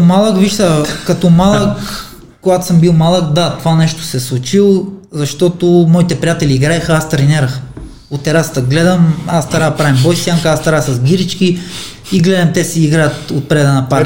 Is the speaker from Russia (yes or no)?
no; Armenia; now in Bulgaria; Роден съм в Армения, аз съм тук един чужденец, не съм българин